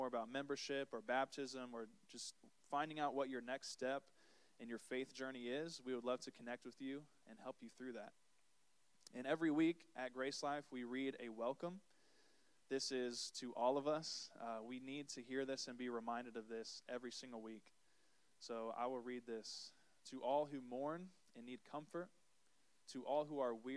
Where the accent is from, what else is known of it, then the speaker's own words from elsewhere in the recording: Ormond Beach, Florida, United States; I was born and raised here in Florida. I'm a Florida boy at heart, just down the road in Ormond Beach